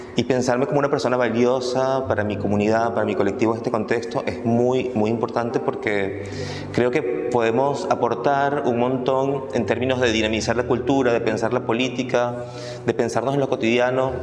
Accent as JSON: {"language": "Spanish", "town": "Caracas", "region": "Capital District", "country": "Venezuela", "tie": "born or raised there", "moved": "as an adult", "lives_now": "Buenos Aires, Argentina", "said": "yo nací y crecí en Venezuela, en Caracas"}